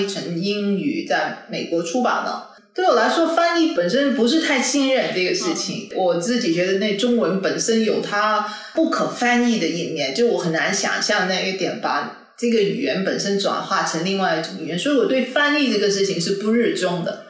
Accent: Malaysia; first language Cantonese; 我们既然身为马来西亚人

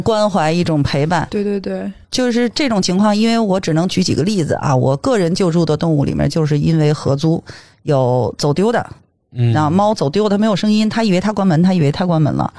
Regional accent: Beijing, China; 在我们大北京，那个我土生土长，北京土著啊，在我们嗯。大北京

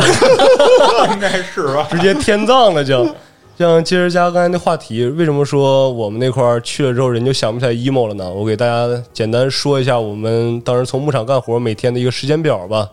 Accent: Manzhouli, Inner Mongolia, China; 家是呼伦贝尔满洲里的，然后我本身是俄罗斯族，一个少数民族

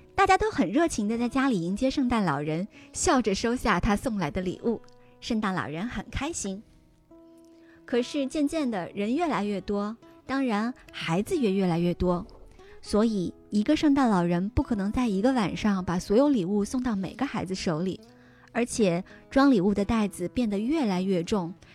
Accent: China; 我们中国人是 就是信这个宗教的人是非常非常少的

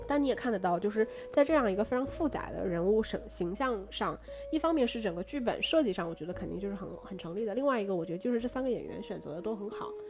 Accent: China; 我们中国人是一个习惯于把道德放，放置于人性 嗯，之上的

